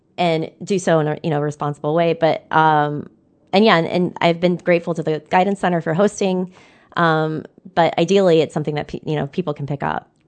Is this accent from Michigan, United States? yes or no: yes; Downriver, Michigan, United States; I'm from Down River and we have the river.